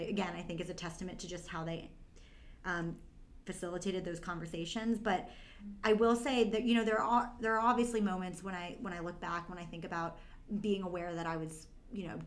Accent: Brookline, Massachusetts, United States; also born or lived in China; I was adopted from China when I was 9 months old, and adopted by a loving family, a loving couple, my mom and dad, and grew up in Brookline, Massachusetts

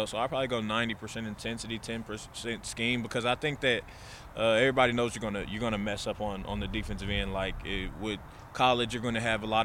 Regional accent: Oklahoma, United States; moved away; I'm from Oklahoma

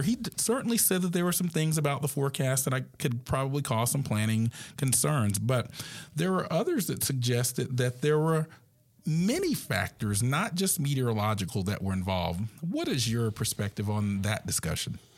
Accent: Atlanta, Georgia, United States; I grew up in the Atlanta area

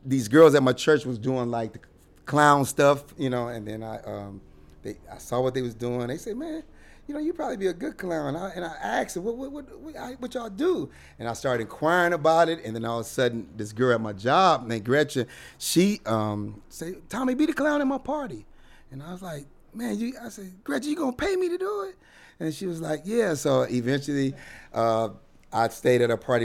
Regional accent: Detroit, Michigan, United States; now in Los Angeles, United States; I'm from Detroit, Michigan.

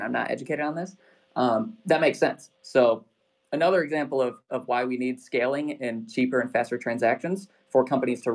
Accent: Michigan, United States; I'm not from Detroit, but always in Michigan

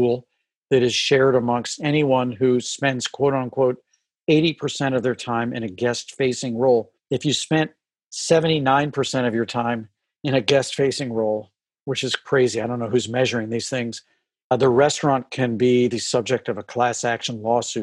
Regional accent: St. Louis, Missouri, United States; growing up in St. Louis

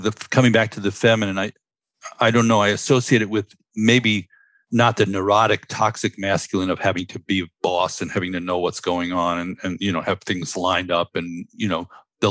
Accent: New York City, New York, United States; I grew up in Stuyvesant Town, Manhattan

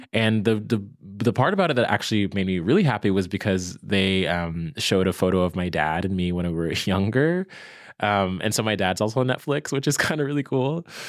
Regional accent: Virginia, United States; moved away as an adult; also born or lived in New York; now in Brooklyn, United States; I'm from Virginia

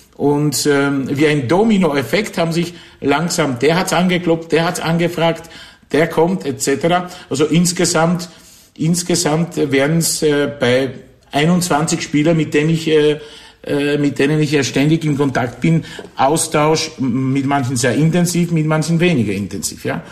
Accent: near Wrocław, Lower Silesian Voivodeship, Poland; German is a second language; moved away as an adult; also born or lived in Kraków, Poland; now in Austria; Geboren bin ich in Niederschlesien, also in, in Polen, das neben Breslau

